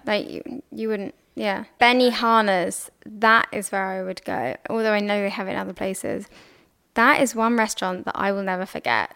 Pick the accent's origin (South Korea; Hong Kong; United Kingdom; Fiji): United Kingdom; England; I'm English